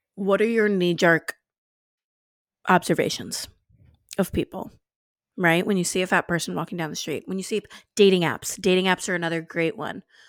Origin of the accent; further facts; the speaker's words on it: New Orleans, Louisiana, United States; I'm, I'm from New Orleans, I'm from the South